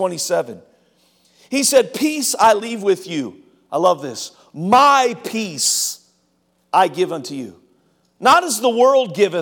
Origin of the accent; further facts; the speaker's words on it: Cincinnati, Ohio, United States; I grew up in Cincinnati